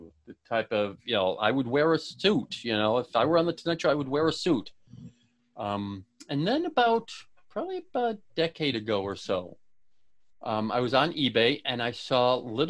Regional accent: Buffalo, New York, United States; born or raised there

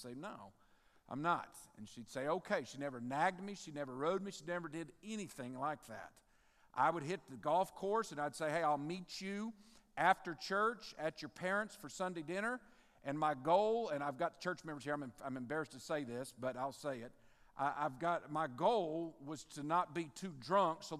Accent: Midwest City, Oklahoma, United States; moved away as an adult; also born or lived in Benton, Louisiana; now in Bossier, United States; I was born and raised in Midwest City, Oklahoma.

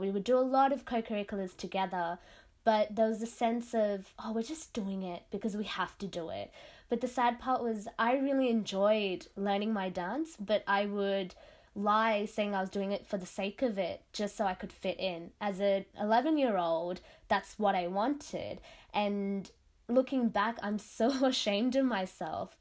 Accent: Sydney, New South Wales, Australia; first language Tamil; I was born and raised in Western Sydney.

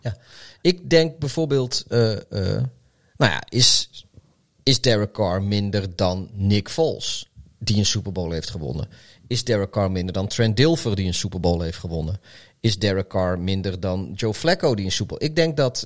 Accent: Netherlands; wij, wij, als Nederlanders

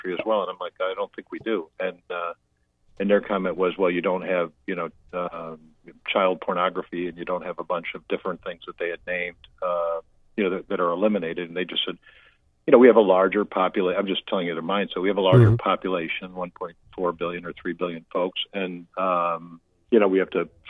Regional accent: United States; moved away; as an American that lives mm-hmm. outside of America

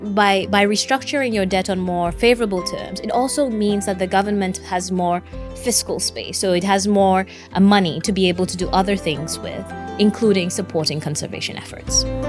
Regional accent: Seychelles; I'm from the Seychelles

